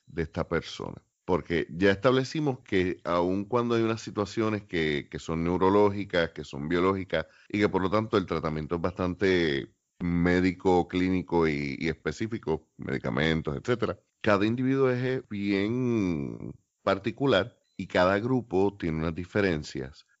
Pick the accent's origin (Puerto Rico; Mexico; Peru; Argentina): Puerto Rico; somos los boricuas